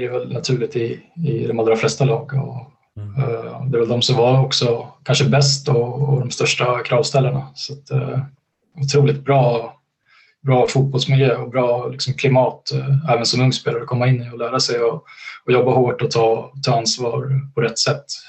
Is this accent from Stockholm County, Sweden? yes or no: no; Gävle, Gävleborg County, Sweden; kunna bo kvar i, i min hemstad Gävle